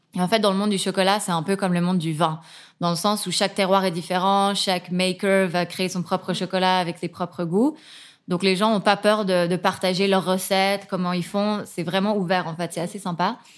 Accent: Geneva, Switzerland; also born or lived in Nottingham, United Kingdom / Hong Kong; J'ai grandi ici à Genève

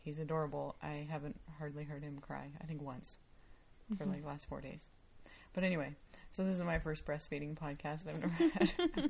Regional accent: Flagstaff, Arizona, United States

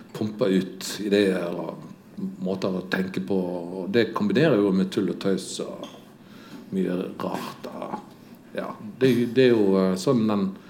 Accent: Odda, Vestland, Norway; når jeg vokste opp eh, i Odda

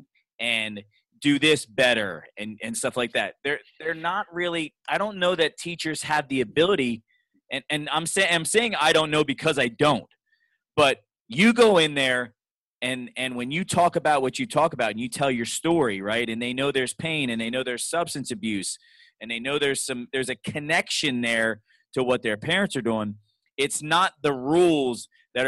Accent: Reading, Pennsylvania, United States; I'm from Reading too

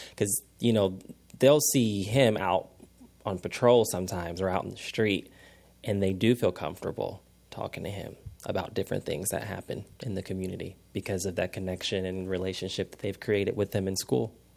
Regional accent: Indianapolis, Indiana, United States; I'm from Indianapolis, so I went to Ben Davis

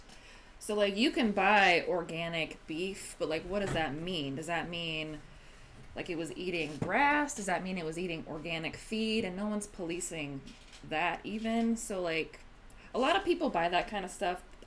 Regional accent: Eastern Oregon, United States; I grew up in Eastern Oregon

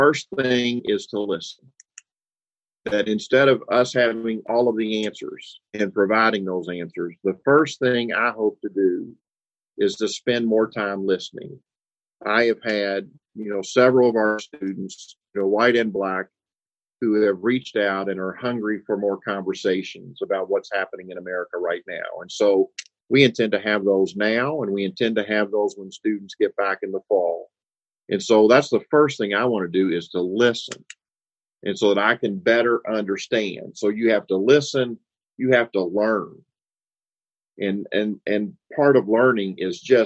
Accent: Louisville, Kentucky, United States; when I was growing up on Bank Street, you know, my parents could take me to Fountain Ferry Park

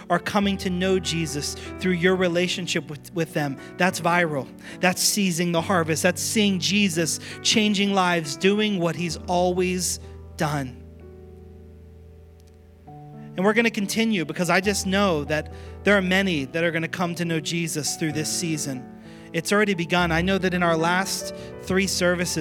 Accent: Pittsburgh, Pennsylvania, United States; moved away; I'm from Pittsburgh originally

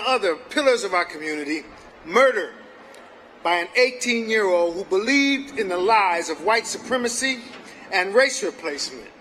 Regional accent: Buffalo, New York, United States; We're from Buffalo, New York

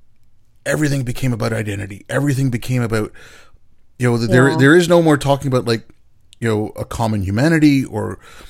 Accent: India; you're from Pakistan, I'm from India

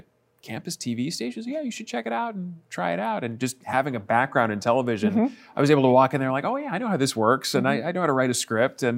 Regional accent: Chicago, Illinois, United States; moved away; back here in my hometown

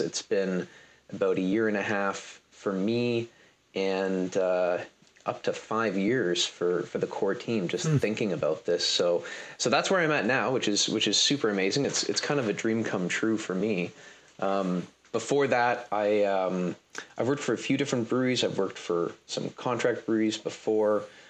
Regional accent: London, Ontario, Canada; also born or lived in Toronto; I grew up in London, Ontario

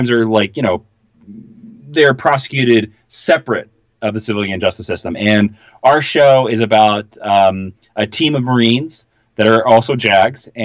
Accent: Midwest, United States; I'm not from the American South. I'm from the Midwest

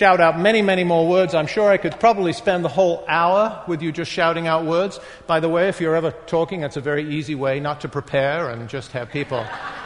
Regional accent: North East England, United Kingdom; moved away as an adult; also born or lived in London / New York; now in Boston, United States; I was born, grew up in the northeast of England

